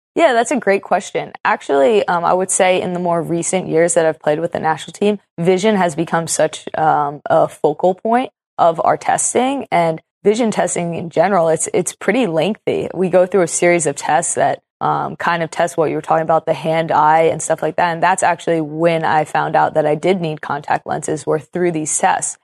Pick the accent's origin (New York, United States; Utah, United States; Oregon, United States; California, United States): Oregon, United States; Portland; I'm from Portland, a very special soccer city